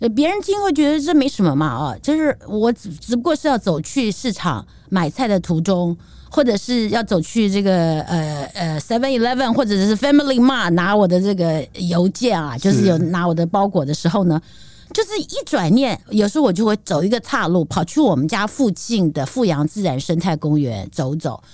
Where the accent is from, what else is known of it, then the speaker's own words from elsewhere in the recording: Taipei, Taiwan; 虽然我是台北土生土长